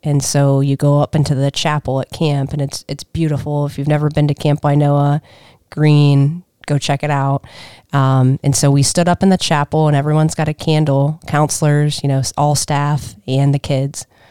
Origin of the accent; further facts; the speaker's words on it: Minerva, Ohio, United States; I grew up in Minerva, small little town